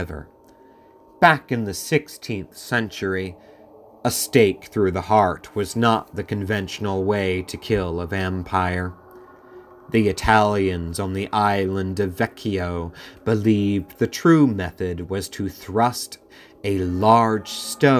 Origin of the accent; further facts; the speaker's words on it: Philadelphia, Pennsylvania, United States; my hometown, Philadelphia